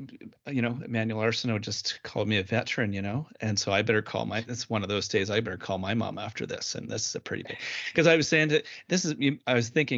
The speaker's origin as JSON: {"language": "English", "region": "Ontario", "country": "Canada", "said": "So I'm from Ontario"}